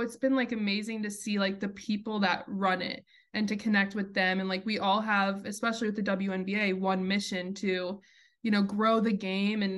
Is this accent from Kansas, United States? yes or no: yes; Wichita, Kansas, United States; also born or lived in New York; where I grew up in Wichita, Kansas